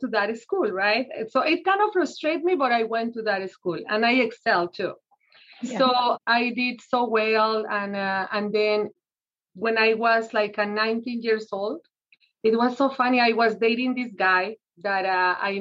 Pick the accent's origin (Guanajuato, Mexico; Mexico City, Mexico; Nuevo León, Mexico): Mexico City, Mexico; moved away as an adult; now in United States; So I was born in Mexico City, and I came to this country when I was 20 years old